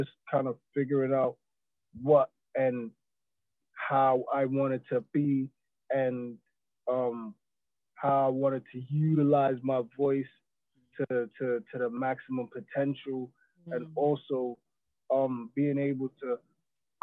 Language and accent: English; New York City, New York, United States; accent: American; moved away as an adult; also born or lived in East London, United Kingdom; now in London, United Kingdom; I grew up in New York